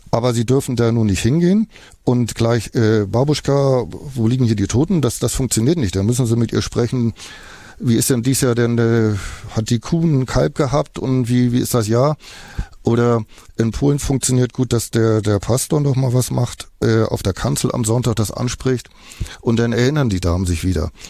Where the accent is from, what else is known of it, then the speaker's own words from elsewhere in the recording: Estonia; German is a second language; Und so ein Kind in Estland macht den Atlas auf, dann hat das hier mal Isama, also mein Heimatland.